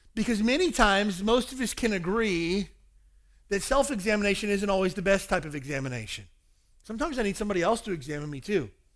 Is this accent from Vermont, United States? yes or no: no; Kentucky, United States; also born or lived in Hawaii; now in Honolulu, United States; the meth problem in my hometown in Kentucky is ridiculous